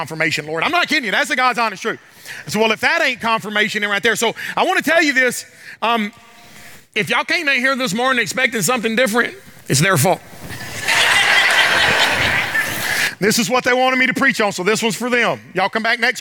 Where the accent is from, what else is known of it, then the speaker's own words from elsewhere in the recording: the South, United States; I'm from the South.